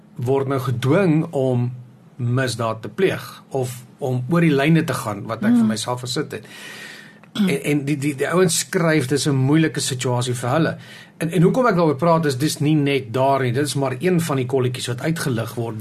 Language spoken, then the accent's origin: Afrikaans; South Africa; ons as Suid-Afrikaners